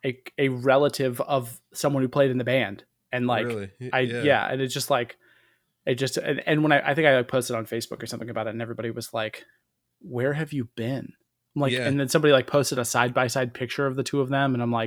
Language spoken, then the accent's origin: English; Tampa, Florida, United States; So I'm from Florida, and specifically from Tampa.